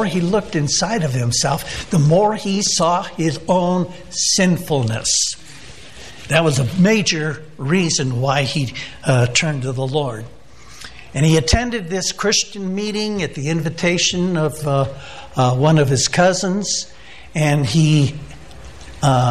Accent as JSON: {"language": "English", "town": "San Diego", "region": "California", "country": "United States", "said": "I'm from Southern California. I'm from the San Diego area"}